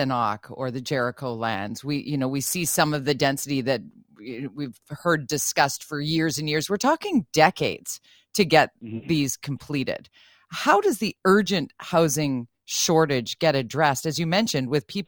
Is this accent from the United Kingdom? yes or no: no; Vancouver, British Columbia, Canada; born and raised in Vancouver